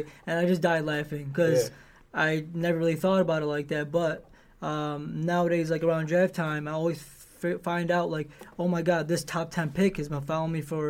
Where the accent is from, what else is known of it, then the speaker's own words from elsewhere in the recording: Detroit, Michigan, United States; they know I'm from Detroit